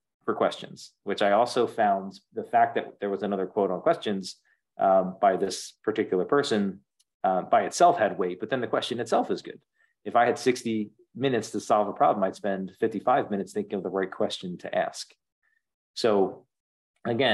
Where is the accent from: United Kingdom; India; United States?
United States; outside of Philadelphia, Pennsylvania; I grew up outside of Philadelphia